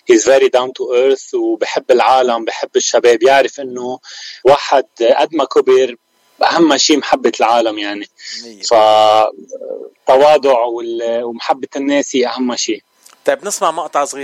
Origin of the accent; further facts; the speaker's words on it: Keserwan-Jbeil, Lebanon; moved away as an adult; now in California, United States; انا الاساس من الضمور وسكان كسروان ومن بعد من بعد الازمه ومن بعد انفجار بيروت نقلت انا وعائلتي على كاليفورنيا صار لي تقريبا ثلاث سنين